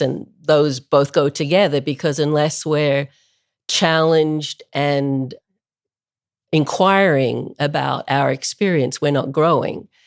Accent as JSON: {"language": "English", "town": "Melbourne", "region": "Victoria", "country": "Australia", "tie": "born or raised there", "moved": "as an adult", "said": "I grew up in Melbourne, Australia, which is a long way from anywhere."}